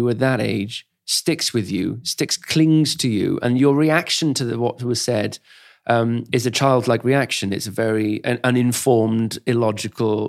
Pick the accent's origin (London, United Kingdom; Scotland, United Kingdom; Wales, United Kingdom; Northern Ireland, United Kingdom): Wales, United Kingdom; I grew up in Wales, pretty much all of Wales